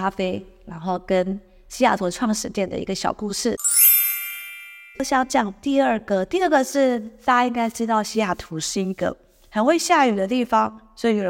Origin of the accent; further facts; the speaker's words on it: Xizhi, New Taipei, Taiwan; now in Seattle, United States; 像我是反过来的吧，我是从汐止过来的。